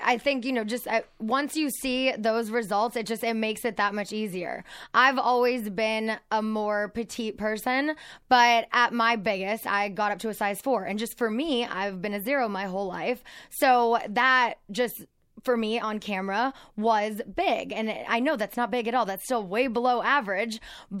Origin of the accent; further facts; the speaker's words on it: Azusa, California, United States; Azusa, just east of Pasadena. So like San Gabriel Valley.